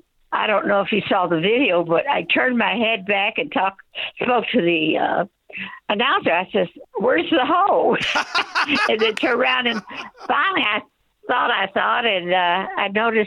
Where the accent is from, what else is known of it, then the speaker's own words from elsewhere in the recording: Arkansas, United States; now in Oxford, United States; I'm actually from Arkansas, but I've moved to so many locations through my years.